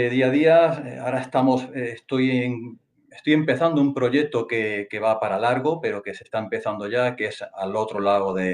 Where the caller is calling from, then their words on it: Balearic Islands, Spain; Bien, todo bien, desde Mallorca, España.